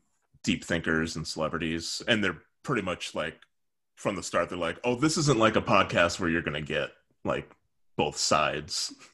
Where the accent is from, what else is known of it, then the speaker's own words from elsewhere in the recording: South India, India; if I go to the North, people know that I'm from the Southeast and they treat me differently.